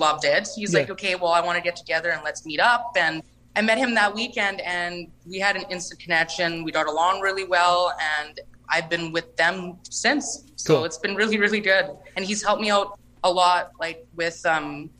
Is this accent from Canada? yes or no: yes; Lac du Bonnet, Manitoba, Canada; I'm from Lac Da Bonnie, Manitoba